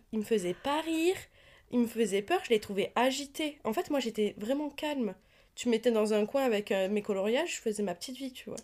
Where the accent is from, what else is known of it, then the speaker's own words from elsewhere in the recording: the South of France, France; je viens du Sud